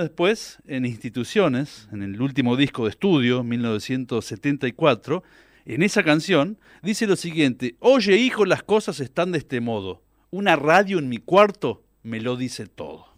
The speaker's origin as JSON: {"language": "Spanish", "area": "near Reconquista", "region": "northern Santa Fe", "country": "Argentina", "accent": "litoraleño mixed with Cordoban tonada", "moved": "yes", "lives_now": "Córdoba, Argentina", "said": "yo soy del norte de Santa Fe, ah. de la costa"}